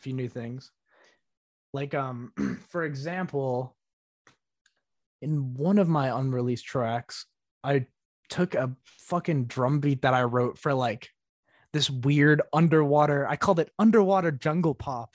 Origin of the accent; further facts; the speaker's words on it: Northeast, United States; I come from the Northeast